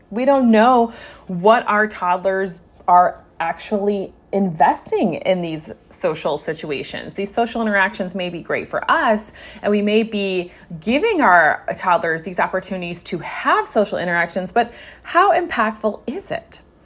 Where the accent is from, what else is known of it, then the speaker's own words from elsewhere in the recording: United States; moved away; we brought our entire family here to the United States. So I'm coming to you as a new mom of two little boys and in a new country, in my home country.